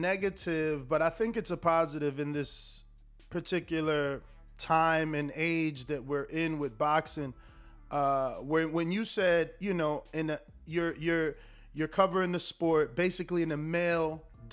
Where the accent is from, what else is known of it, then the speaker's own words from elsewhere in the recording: New Jersey, United States; now in Florida, United States; I'm from New Jersey